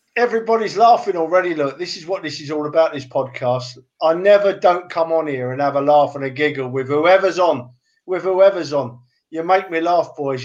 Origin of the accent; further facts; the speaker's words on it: London, United Kingdom; I was brought up in London